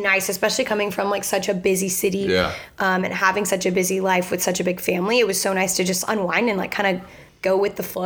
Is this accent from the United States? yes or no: yes; Houston, Texas, United States; moved away; also born or lived in West Virginia; I'm from Houston